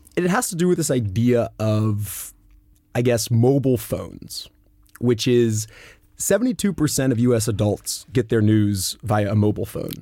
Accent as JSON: {"language": "English", "country": "United States", "tie": "born or raised there", "said": "as an American in growing up in civics class"}